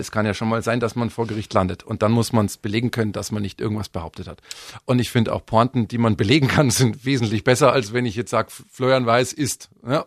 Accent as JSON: {"language": "German", "town": "Miesbach", "region": "Bavaria", "country": "Germany", "tie": "born or raised there", "also_born_or_lived": "Munich", "said": "Ich bin ja geboren in München, äh, aufgewachsen worden in Miesbach"}